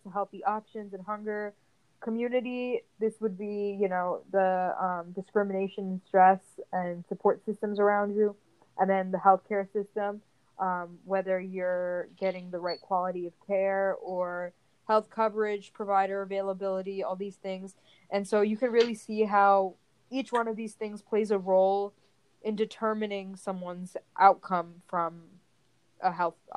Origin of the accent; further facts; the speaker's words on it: India; Being Indian